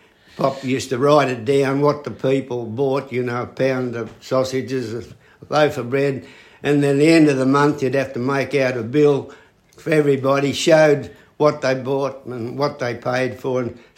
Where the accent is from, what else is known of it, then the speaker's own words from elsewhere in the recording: Geary, New South Wales, Australia; also born or lived in Wellington, New South Wales; The next early part of my life was spent in Geary. Geary is a little township midway between Wellington, New South Wales, and Dubbo in the western New South Wales.